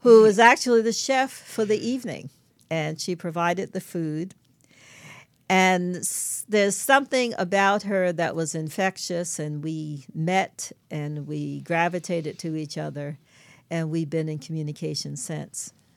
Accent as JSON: {"language": "English", "town": "New York City", "region": "New York", "country": "United States", "tie": "born or raised there", "said": "I grew up in Brooklyn, New York"}